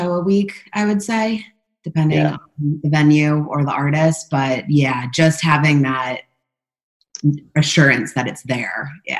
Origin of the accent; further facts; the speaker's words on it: Waltham, Massachusetts, United States; moved away as an adult; also born or lived in Boston, Massachusetts; now in San Francisco Bay Area, United States; Waltham, Massachusetts. It's the town right next to where the New England Patriots play.